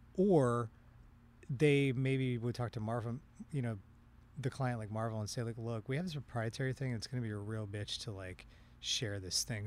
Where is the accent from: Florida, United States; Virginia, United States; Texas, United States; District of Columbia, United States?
District of Columbia, United States; Washington; moved away; I grew up, I grew up in the Washington, D C area